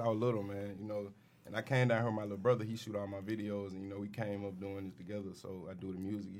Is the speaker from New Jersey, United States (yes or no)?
no; Memphis, Tennessee, United States; now in Orlando, United States; I'm originally from Memphis, man. I've been out here, though, in Orlando.